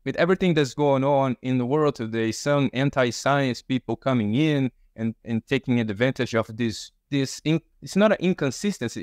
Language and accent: English; Brazil; moved away; I'm from Brazil.